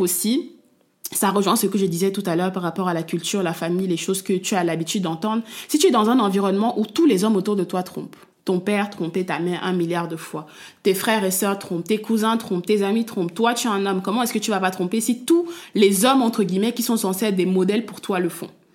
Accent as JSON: {"language": "French", "country": "Cameroon", "said": "je suis une femme africaine, je suis camerounaise et j'ai baigné et je baigne toujours dans une culture"}